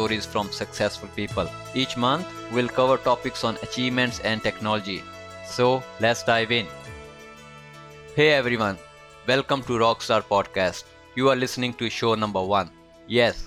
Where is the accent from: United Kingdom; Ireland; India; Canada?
India; moved away as an adult; now in Melbourne, Australia; I was born and raised in India and arrived here in Melbourne for my master's in IT 15 years ago